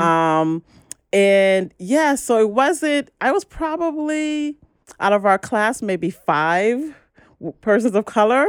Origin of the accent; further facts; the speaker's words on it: Grenada; I'm originally from Grenada